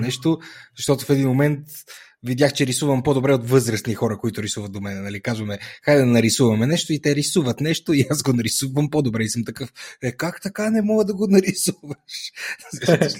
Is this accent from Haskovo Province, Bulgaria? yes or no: no; Etropole, Sofia Province, Bulgaria; also born or lived in Pravets; от моя роден град, от Етрополе